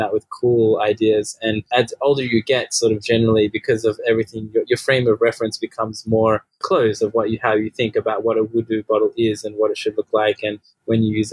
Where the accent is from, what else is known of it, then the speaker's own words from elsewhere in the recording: Australia; also born or lived in Sydney; became Muslim where I grew up here in Australia